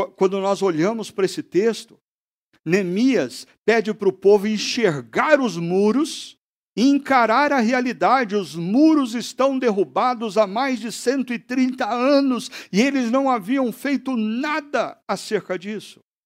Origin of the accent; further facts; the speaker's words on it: Brazil; como brasileiro